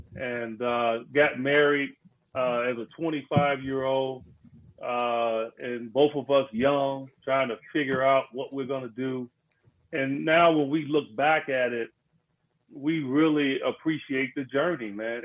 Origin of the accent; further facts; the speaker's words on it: Chicago, Illinois, United States; we grew up in Cabrini Green, and people don't know who Cabrini Green was or where it was in Chicago